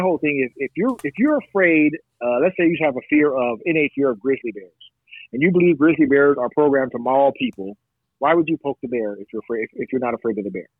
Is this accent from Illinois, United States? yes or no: no; Long Beach, California, United States; I'm from the Long Beach Unified School District